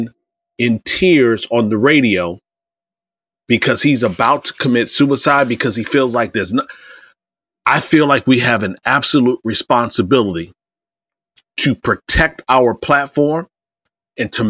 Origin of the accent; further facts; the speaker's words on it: Iowa, United States; also born or lived in Indiana / Ohio; I grew up in Iowa. I grew up in the Midwest, Indiana, Ohio, and Iowa, but my formative and teen years, Iowa